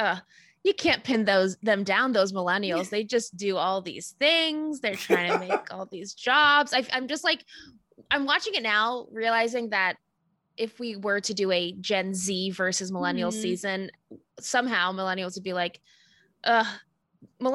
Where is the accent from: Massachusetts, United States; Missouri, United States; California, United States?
California, United States; Los Angeles; I grew up in like LA, California.